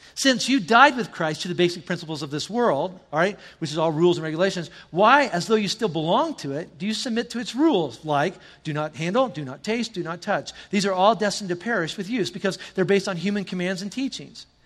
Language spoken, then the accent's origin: English; the South, United States; I'm from the South